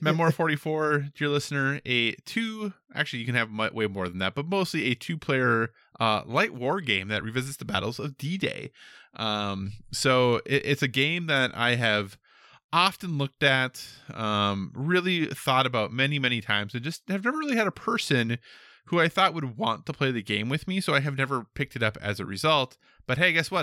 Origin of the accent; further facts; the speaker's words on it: United States; I'm an American